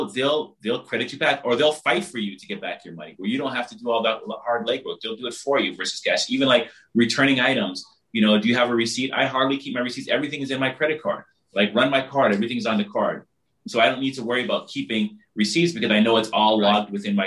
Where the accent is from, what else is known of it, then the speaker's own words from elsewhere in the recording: Barbados; I'm from the Caribbean, I'm from Barbados